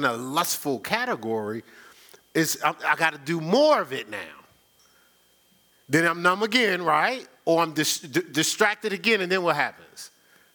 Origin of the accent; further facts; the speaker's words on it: Newark, New Jersey, United States; when I was growing up in Newark